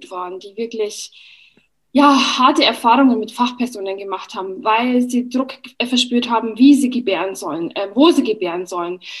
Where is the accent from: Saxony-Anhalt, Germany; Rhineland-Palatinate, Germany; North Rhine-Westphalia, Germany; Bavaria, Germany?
Bavaria, Germany; Ich habe zwei Kinder. Ich komme aus der Oberpfalz und bin Bloggerin und Kolumnistin.